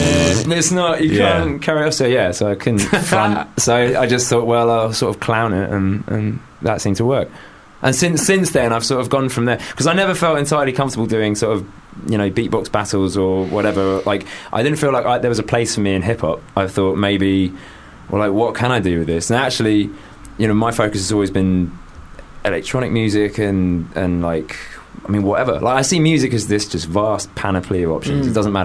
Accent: Stanmore, London, United Kingdom

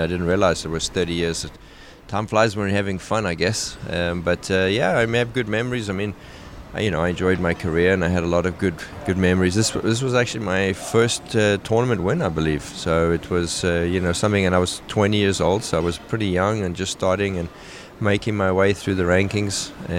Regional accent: South Africa; You know, in South Africa, we had one TV channel, and we literally only had Wimbledon as tennis through the ye

